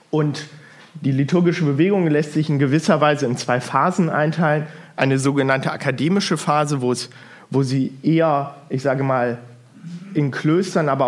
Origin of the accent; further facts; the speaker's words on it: Hildesheim, Lower Saxony, Germany; also born or lived in Bergisch Gladbach; now in Erfurt, Germany; Ich komme aus dem Bistum Hildesheim, bin da aufgewachsen, geboren bin ich in Bergisch Gladbach, also ganz im Westen von Deutschland. Ähm, in Hildesheim bin ich vor allem geprägt durch die Diaspora, wohne aber die letzten zehn Jahre hier in Erfurt